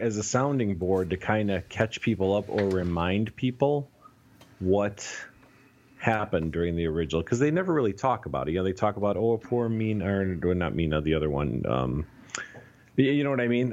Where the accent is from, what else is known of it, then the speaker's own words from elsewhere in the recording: United States; I was born and raised in the United States, but, but I, I, I grew up with Romanian culture